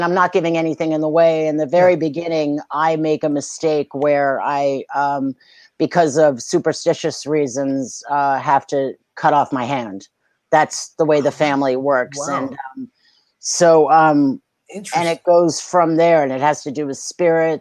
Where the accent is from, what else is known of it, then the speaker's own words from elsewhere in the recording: New York City, New York, United States; I grew up in Manhattan